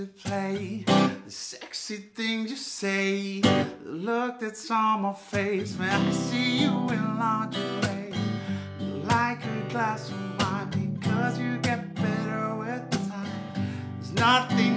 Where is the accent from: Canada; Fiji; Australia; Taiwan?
Fiji; moved away as an adult; also born or lived in Buffalo, New York; now in Ellicottville, United States; I'm originally from Fiji, from Fiji Islands in the South Pacific.